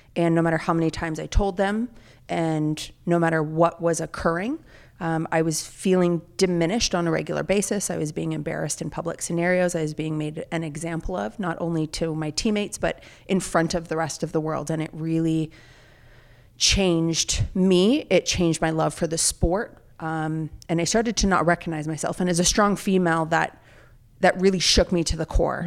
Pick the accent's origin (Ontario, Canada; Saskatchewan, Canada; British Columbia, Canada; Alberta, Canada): Alberta, Canada; Calgary; moved away; I grew up in Calgary, Alberta, Canada